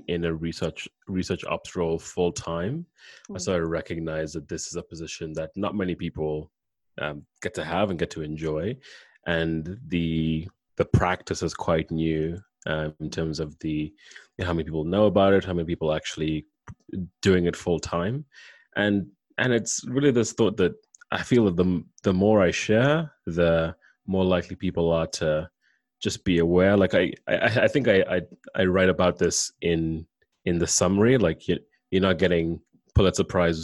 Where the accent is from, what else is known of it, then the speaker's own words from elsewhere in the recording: Kenya; moved away as an adult; also born or lived in Canada; I'm from Kenya. I came to Canada for undergrad